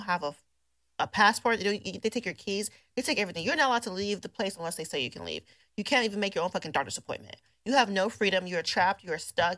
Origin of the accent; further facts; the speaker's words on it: United States; we as an American